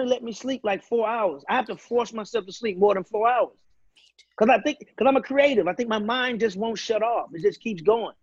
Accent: St. Louis, Missouri, United States; I'm from St. Louis.

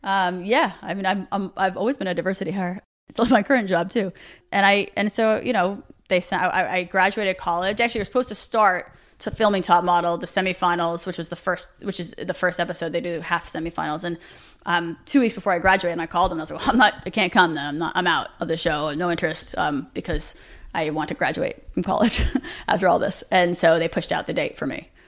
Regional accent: New York City, New York, United States; born and raised Manhattan

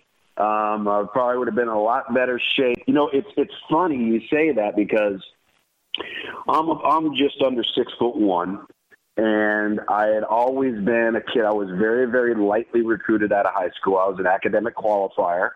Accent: San Diego, California, United States; also born or lived in Arizona; From my birth to when I went off to Georgia Tech, we moved one time, and that was from Arizona State to San Diego State

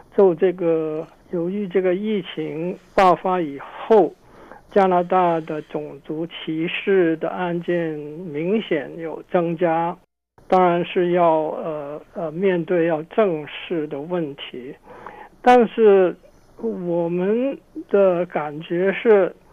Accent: Hong Kong; now in Canada; 我从香港来

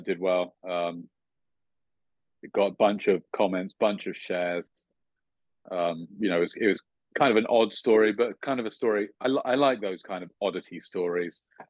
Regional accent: United Kingdom; now in United States; I'm a Brit for a start, but an American green card holder

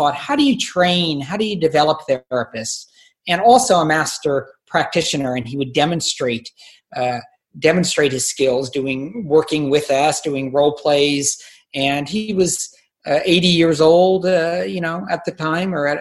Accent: Palo Alto, California, United States; also born or lived in San Francisco, California; now in Mill Valley, United States; I grew up in the Bay Area in Palo Alto

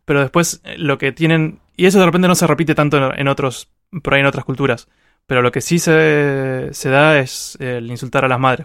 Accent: Argentina; yo uso malas palabras como todo argentino

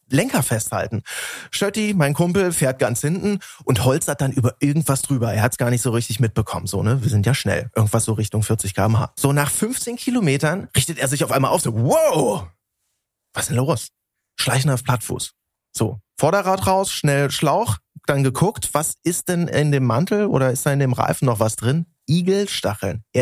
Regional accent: Berlin, Germany; ist das nur unsere Außensicht als Berliner

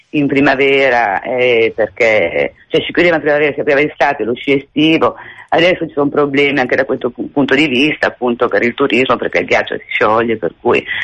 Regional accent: Sondrio, Lombardy, Italy; io sono di Sondrio, Valtellina

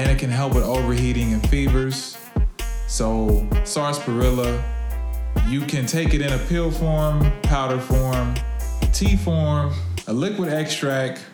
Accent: Kansas City, Missouri, United States; I'm from Kansas City. So off 32nd in Indiana in the 30s, not too far from where I grew up

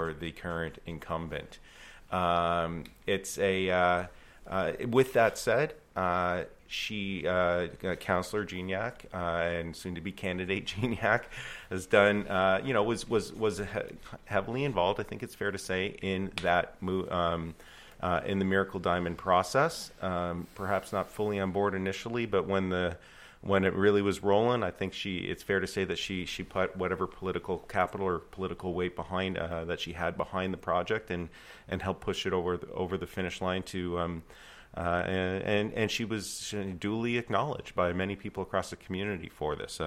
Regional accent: Windsor, Ontario, Canada; Ward 6, I grew up on Rainbow Road, so I know that ward very, very well

